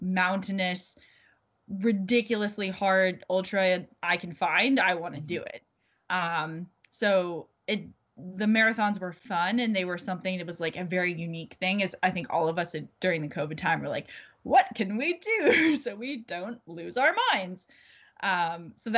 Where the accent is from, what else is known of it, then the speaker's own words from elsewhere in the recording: New England, United States; moved away as an adult; also born or lived in Florida; I'm from the New England originally